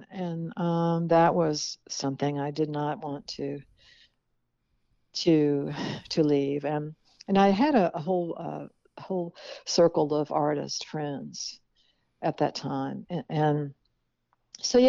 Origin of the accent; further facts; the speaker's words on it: the South, United States; moved away; also born or lived in Mississippi / New Orleans, Louisiana; I was born and raised, in the South